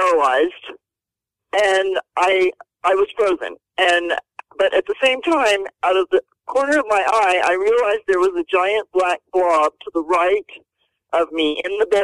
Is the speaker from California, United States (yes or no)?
no; Houston, Texas, United States; also born or lived in Lufkin, Texas; I grew up in Houston. I was a rodeo cowgirl